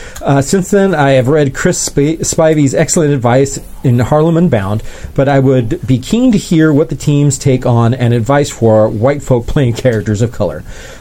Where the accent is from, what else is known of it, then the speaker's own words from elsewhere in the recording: London, United Kingdom; the social constructs I knew and was part of as a Londoner. I could do South London gangster more comfortably than Milwaukee gangster